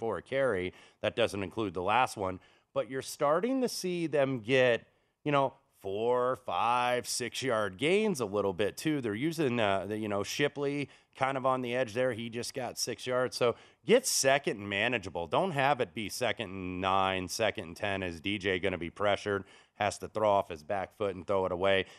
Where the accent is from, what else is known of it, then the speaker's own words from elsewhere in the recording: Indianapolis, Indiana, United States; moved away; my hometown of Indianapolis